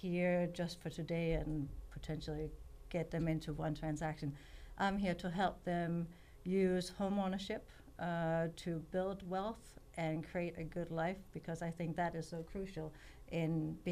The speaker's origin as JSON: {"language": "English", "country": "Denmark", "tie": "born or raised there", "also_born_or_lived": "California", "moved": "as an adult", "lives_now": "Oakhurst, United States", "said": "I grew up in Denmark, and when I was 21, I hitchhiked around the world to figure out where I wanted to live"}